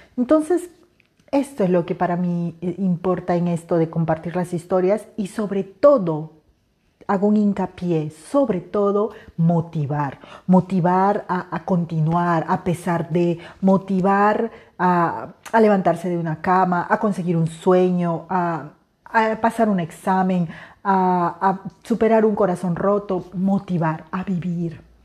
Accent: Peruvian Amazon, Peru; moved away; Soy una mujer de la selva

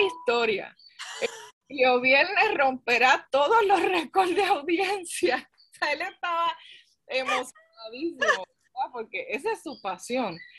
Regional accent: Carolina, Puerto Rico; yo soy de Carolina

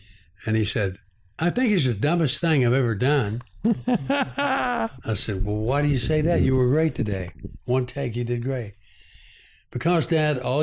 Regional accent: United States; moved away; also born or lived in Texas / Oklahoma; I grew up in Texas, Oklahoma

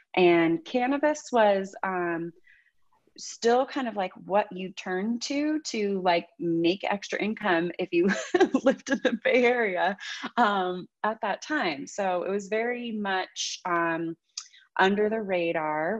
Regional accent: the Bay Area, California, United States; also born or lived in Santa Barbara; I'm from the Bay Area

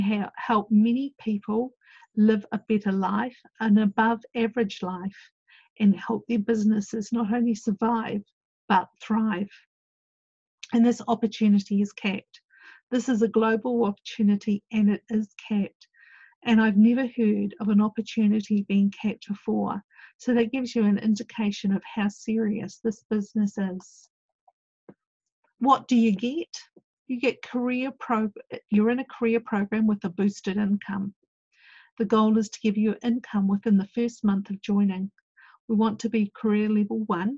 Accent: New Zealand; I went off as one Kiwi

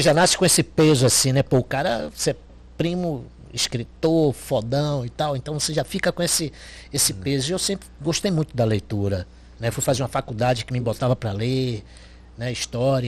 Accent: Itaparica, Bahia, Brazil; also born or lived in Salvador; O registro tem Salvador, mas sou de Itaparica. Né? Minha infância inteira foi lá

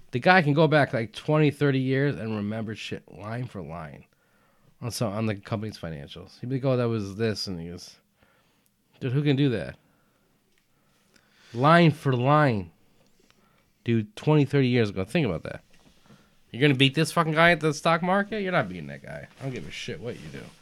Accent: Texas, United States; I am from Texas.

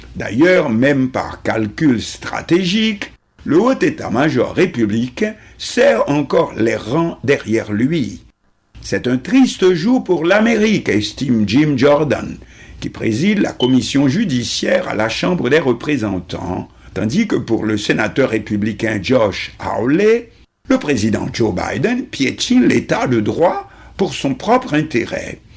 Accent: Haiti; chez nous en Haïti

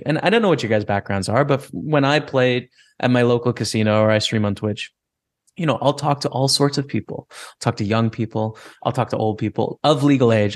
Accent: Lethbridge, Alberta, Canada; Lethbridge, Alberta is my hometown, uh, two hours south of Calgary

